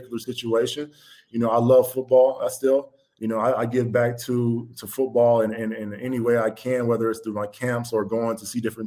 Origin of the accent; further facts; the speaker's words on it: Georgia, United States; I'm from Georgia. We don't do nothing on ice